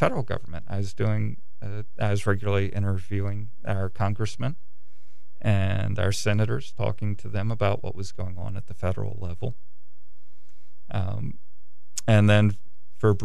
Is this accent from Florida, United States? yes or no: no; Kent County, Maryland, United States; my hometown paper